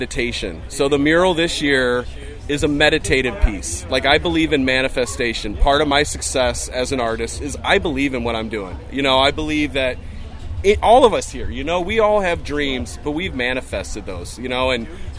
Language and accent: English; St. Louis, Missouri, United States; I'm from St. Louis, Missouri